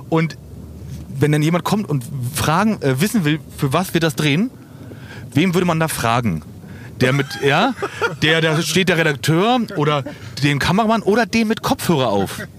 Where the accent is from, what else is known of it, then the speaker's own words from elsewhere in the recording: Berlin, Germany; wir als Berliner